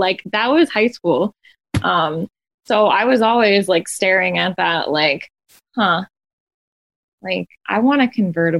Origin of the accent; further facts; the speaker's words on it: South Florida, United States; also born or lived in New Jersey; Oh yes. I grew up in South Florida. So, you know, and it's weird being middle class in South Florida because it's a very like rich area.